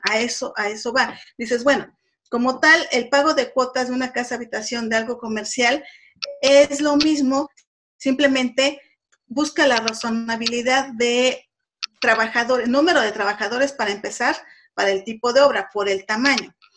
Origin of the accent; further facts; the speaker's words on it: Puebla, Mexico; yo soy de Puebla